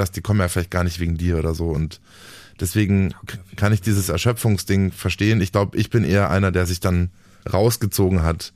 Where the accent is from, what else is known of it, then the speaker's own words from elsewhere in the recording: Dachau, Bavaria, Germany; also born or lived in Munich; Ich komme aus München. Ich lebe da auch schon, schon immer. Ich bin geboren in Dachau im Norden von München und äh, wohne da immer noch